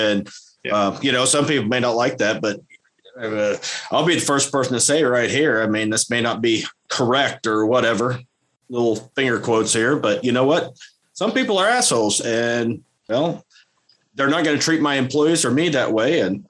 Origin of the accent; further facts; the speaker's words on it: Missouri, United States; I'm from Missouri, man. I'm used to a broken transmission here and there.